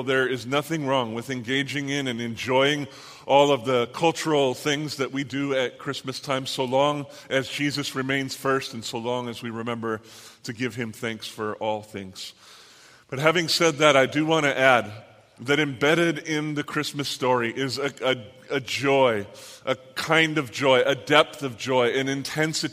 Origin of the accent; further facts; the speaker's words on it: Southern California, United States; I'm from Southern California